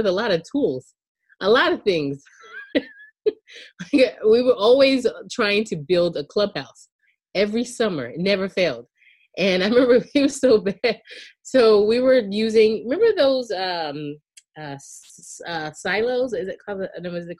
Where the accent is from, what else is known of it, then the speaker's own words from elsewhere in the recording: Charleston County, South Carolina, United States; I grew up in outside of Charleston County, in Charleston County, South Carolina